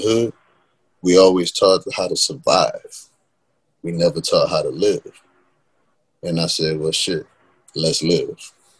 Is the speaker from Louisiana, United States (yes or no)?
yes; New Orleans, Louisiana, United States; because we grew up in New Orleans, it's always cloudy.